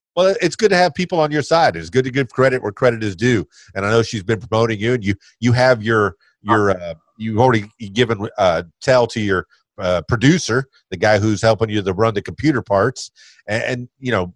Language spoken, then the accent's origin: English; Miami, Florida, United States; now in Conway, United States; i was born in Miami and I've, I've pr- primarily stayed in the South